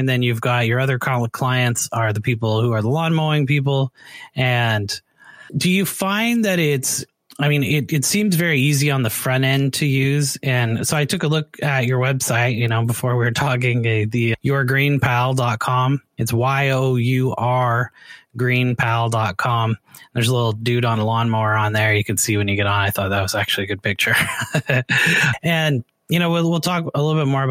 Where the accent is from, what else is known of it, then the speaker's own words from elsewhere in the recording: Canada; moved away; I'm from Canada originally